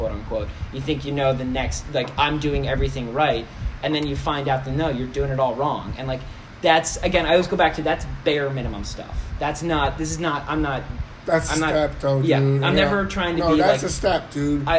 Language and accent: English; Oceanport, New Jersey, United States; The best thing to come out of Oceanport, New Jersey, is us